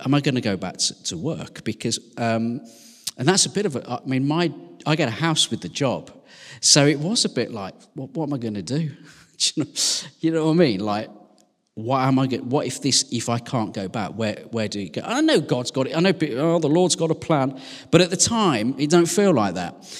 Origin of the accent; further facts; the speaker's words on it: West Midlands, United Kingdom; now in Sheffield, United Kingdom; I'm from the West Midlands